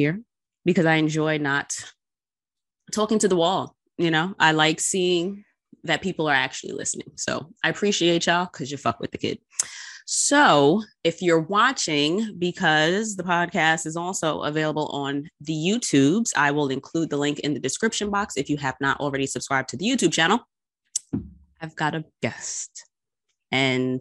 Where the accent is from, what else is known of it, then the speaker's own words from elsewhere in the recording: New York, United States; I'm from New York